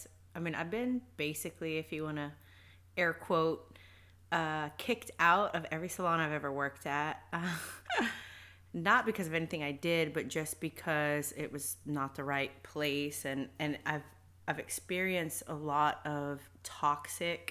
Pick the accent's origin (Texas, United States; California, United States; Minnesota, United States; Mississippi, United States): Texas, United States; Fort Worth; I am from North Fort Worth. I grew up, born and raised in Fort Worth, Texas.